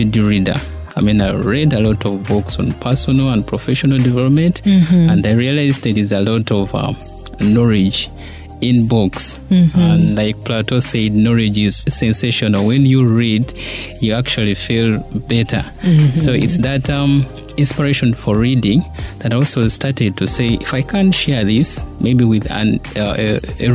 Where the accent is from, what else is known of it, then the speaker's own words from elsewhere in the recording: Masaka, Central Region, Uganda; I grew up in Masaka.